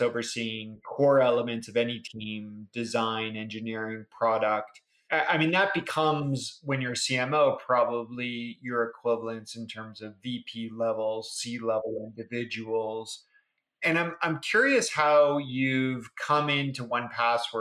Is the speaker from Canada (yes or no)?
yes; Canada; I'm a Canadian too